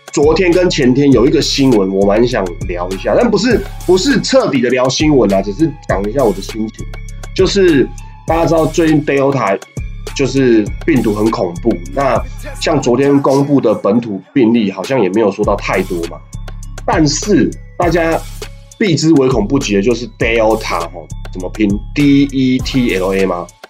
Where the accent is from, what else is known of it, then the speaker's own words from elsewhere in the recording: Taiwan; 我们是台湾人